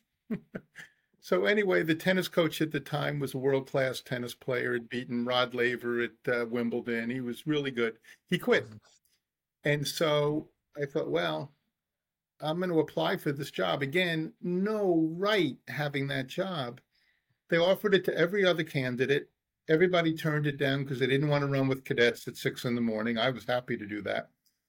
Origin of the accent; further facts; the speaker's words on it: New York City, New York, United States; I was born in the Bronx